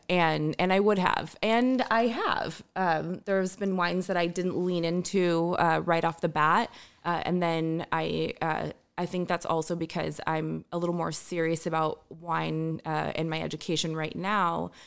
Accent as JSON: {"language": "English", "area": "Orange County", "region": "California", "country": "United States", "tie": "born or raised there", "said": "I grew up in Orange County"}